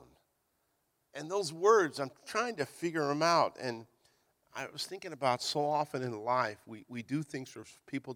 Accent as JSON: {"language": "English", "town": "Hayward", "region": "California", "country": "United States", "tie": "born or raised there", "also_born_or_lived": "Virginia", "said": "We moved from Virginia to California, and we lived in Hayward"}